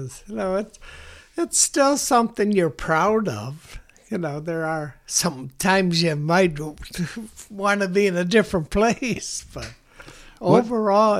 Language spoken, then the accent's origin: English; Harvey, Illinois, United States; growing up in Harvey, you know, there were 10 people from Harvey